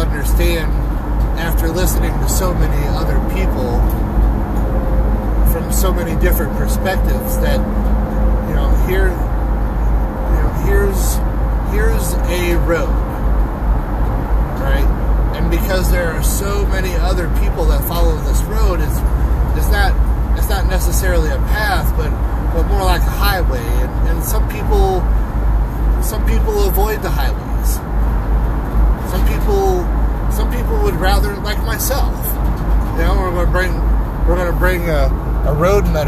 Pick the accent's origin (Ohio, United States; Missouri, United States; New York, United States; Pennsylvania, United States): Missouri, United States; St. Louis; moved away; I'm from St. Louis